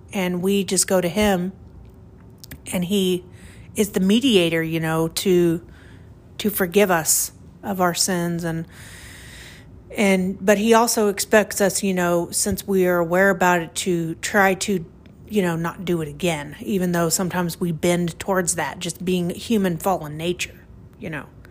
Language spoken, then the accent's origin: English; Oklahoma, United States; I'm from Oklahoma, and the wind is crazy out here